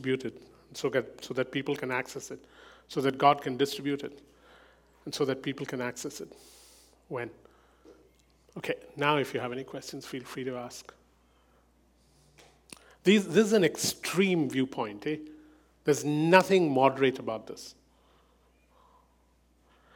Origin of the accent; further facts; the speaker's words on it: India; As an Indian, I come from a culture where saving money is the first thing parents